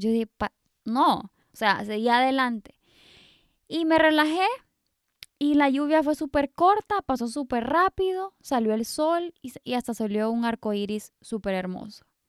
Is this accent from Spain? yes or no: no; Honduras; also born or lived in England; siendo hondureña, que nosotros somos súper bendecidos con este sol rico casi todo el año